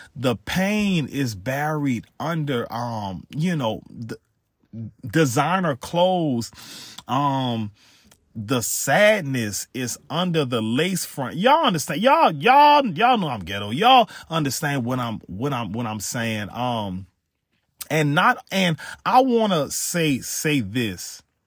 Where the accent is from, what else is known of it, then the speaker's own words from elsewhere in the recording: Louisiana, United States; I'm from Louisiana